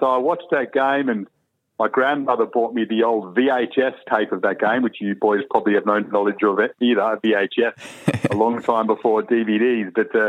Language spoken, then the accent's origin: English; Perth, Western Australia, Australia; moved away as an adult; also born or lived in South Africa / Melbourne / London; now in Sydney, Australia; I still South Africa is close to my heart in a way. Still got lots of family there, but yeah, moved to Perth when I was very young and grew up in Perth. So I'll always be a West Australian at heart. Spent 20 years there, and then it was Melbourne.